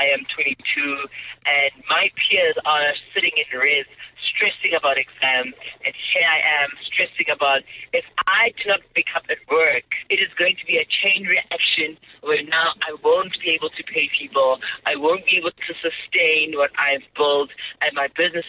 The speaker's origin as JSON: {"language": "English", "town": "Soweto", "region": "Gauteng", "country": "South Africa", "tie": "born or raised there", "said": "I grew up in Soweto"}